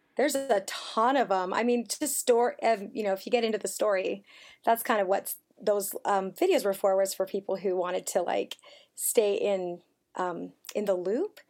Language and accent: English; Elk Ridge, Utah, United States; also born or lived in Mississippi; we moved to Elk Ridge, Utah. It's a beautiful place. I loved growing up in Elk Ridge